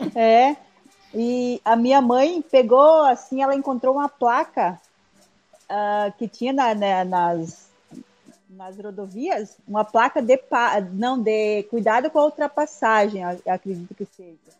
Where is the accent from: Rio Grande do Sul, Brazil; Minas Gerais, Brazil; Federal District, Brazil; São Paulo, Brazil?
Rio Grande do Sul, Brazil; Pinhalzinho; moved away as an adult; now in Rio Grande, Brazil; Eu na, nasci em Pinhalzinho, no dia 29 de setembro de anos atrás, uh, onde uma, uma, uma tia minha, né, foi a parteira, uma tia bem antiga, assim, fez o meu parto, bem cultural